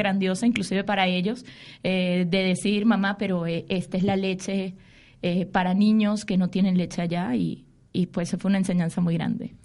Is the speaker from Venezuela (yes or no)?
yes; Venezuela; moved away